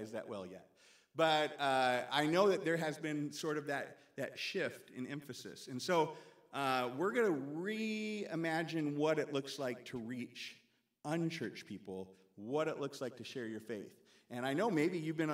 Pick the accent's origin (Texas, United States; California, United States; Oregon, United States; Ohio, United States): Oregon, United States; now in Lancaster, United States; in all my years growing up in the Nazarene Church in Oregon